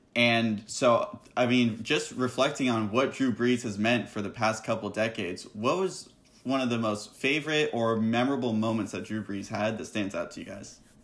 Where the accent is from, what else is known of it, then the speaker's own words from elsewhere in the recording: San Diego, California, United States; I'm from San Diego